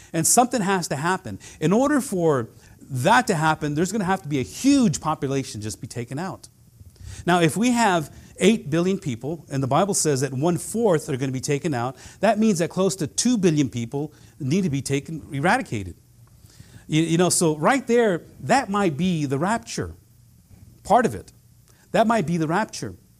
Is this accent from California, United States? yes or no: yes; Central Valley, California, United States; I grew up in the Central Valley